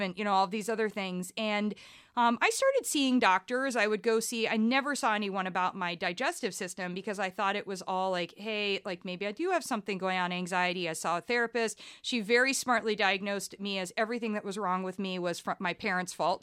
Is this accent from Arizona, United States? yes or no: no; Columbus, Ohio, United States; moved away as an adult; also born or lived in Ann Arbor, Michigan / Liverpool / New York; ended up relocating to Columbus, Ohio, which is really where I was raised.